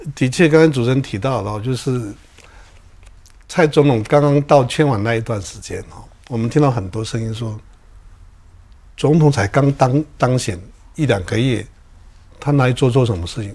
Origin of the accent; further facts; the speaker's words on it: Taiwan; 我们原住民